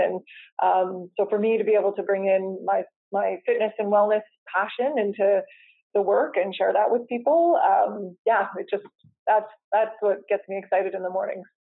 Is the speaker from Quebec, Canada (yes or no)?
no; Coquitlam, British Columbia, Canada; I grew up in Coquitlam